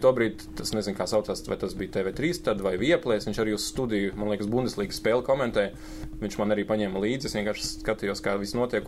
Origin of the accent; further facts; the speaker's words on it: Latvia; first language Lithuanian; Latvian is a second language; also born or lived in Kaunas, Lithuania / Riga, Latvia / Kauguri, Jūrmala, Latvia; lai gan es dzīvoju Latvijā, es uzskatīju, ka es tomēr esmu no Kaunas.